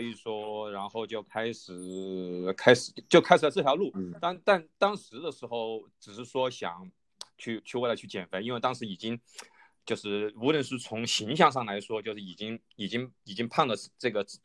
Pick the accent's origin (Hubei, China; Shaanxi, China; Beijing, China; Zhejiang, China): Hubei, China; Wuhan; 我是在武汉土生土长的嘛